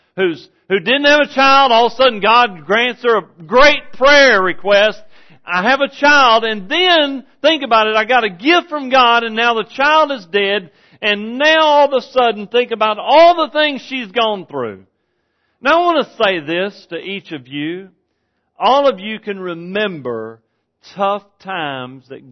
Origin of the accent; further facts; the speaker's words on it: Texas, United States; I'm from Texas.